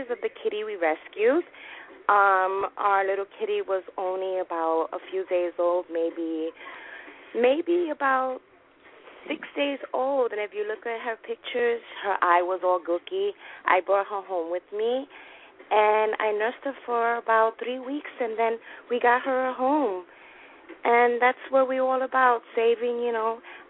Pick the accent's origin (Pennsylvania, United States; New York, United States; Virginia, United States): New York, United States; New York City; I'm from the Bronx.